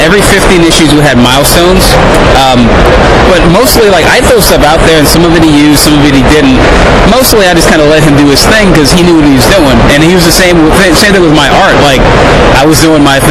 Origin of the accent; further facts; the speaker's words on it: Lafayette, Louisiana, United States; I'm in Lafayette, Louisiana